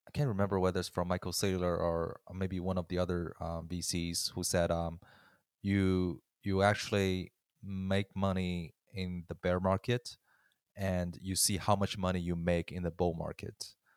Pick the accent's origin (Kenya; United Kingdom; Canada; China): China; moved away; I growing up in China